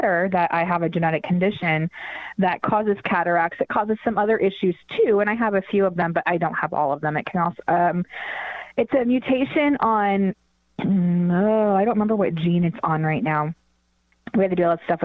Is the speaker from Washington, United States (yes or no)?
yes; around Portland, Oregon, Washington, United States; also born or lived in Denver, Colorado; We then moved back to where my parents were from, which is Washington State. And I had my second set of surgeries in Portland, Oregon, about around where I grew up.